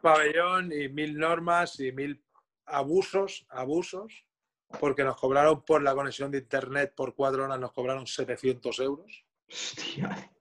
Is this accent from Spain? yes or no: yes; Moncada, Spain; Jordi y yo somos del mismo pueblo, somos de Moncada los dos